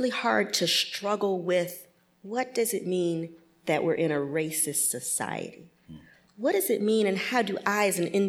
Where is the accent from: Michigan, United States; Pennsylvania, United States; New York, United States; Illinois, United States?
Michigan, United States; Detroit; also born or lived in Grosse Pointe, Michigan; I'm originally from Detroit, Michigan. So Grosse Pointe is a suburb. I went to high school in Grosse Pointe, and it was the most homogeneous place I'd ever been at that point in my life. Detroit, Michigan, when I was growing up, was 85% African American